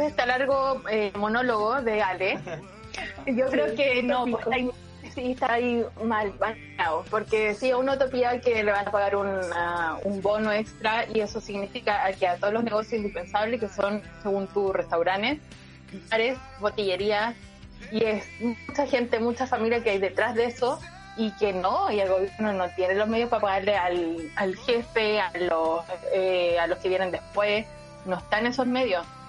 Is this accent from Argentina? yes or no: no; Chile; como el típico chileno. Soy una típica chilena más.